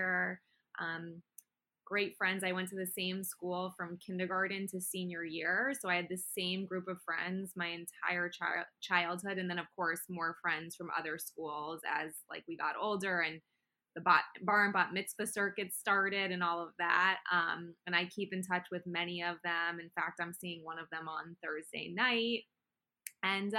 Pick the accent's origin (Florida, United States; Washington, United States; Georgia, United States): Florida, United States; Plantation; moved away; also born or lived in Weston, Florida / Los Angeles; I'm from South Florida. I grew up originally in a town called Plantation, which is part of Fort Lauderdale